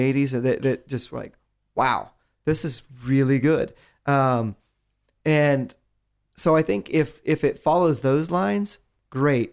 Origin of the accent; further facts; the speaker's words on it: West Virginia, United States; I'm a kid from West Virginia